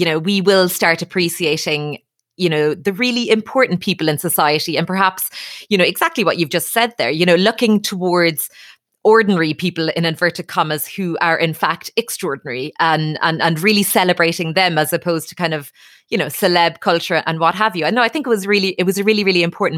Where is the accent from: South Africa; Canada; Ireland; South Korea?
Ireland